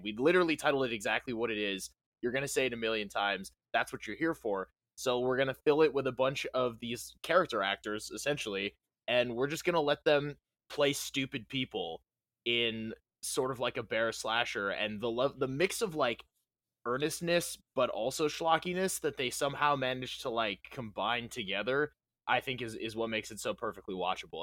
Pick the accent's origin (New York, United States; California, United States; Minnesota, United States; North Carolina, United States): New York, United States; Western; I'm from Western New York